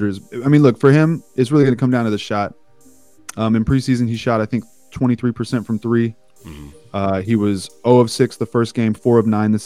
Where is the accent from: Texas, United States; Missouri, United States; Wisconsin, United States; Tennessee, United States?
Texas, United States; Houston; moved away as an adult; now in Los Angeles, United States; So born and raised in Houston, lived in Houston most of my life